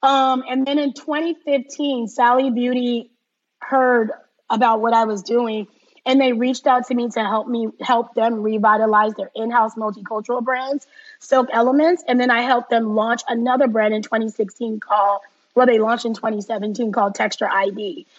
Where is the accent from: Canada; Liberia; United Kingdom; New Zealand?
Liberia; born there; And as you said, I was born in Liberia, so I'm half Liberian and half Ghanaian. My dad was from Ghana.